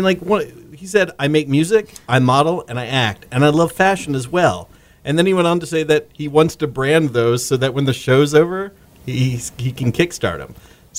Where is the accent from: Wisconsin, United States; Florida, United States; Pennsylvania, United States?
Florida, United States; Sarasota; anyone who grew up in Sarasota experiences this. I certainly did.